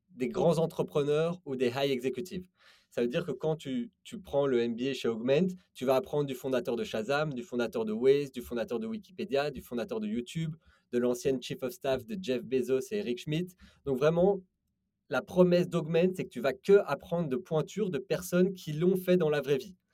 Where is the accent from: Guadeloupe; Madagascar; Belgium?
Belgium; moved away as an adult; also born or lived in London / Paris; Je viens de Belgique. Euh, j'ai étudié à Londres les mathématiques.